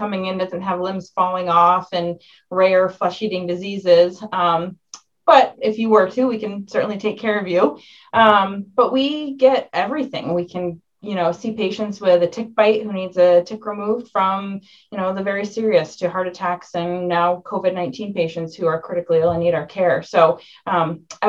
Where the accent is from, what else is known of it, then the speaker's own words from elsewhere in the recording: Bennington, Vermont, United States; I grew up right here in Bennington, actually right down the street from the hospital.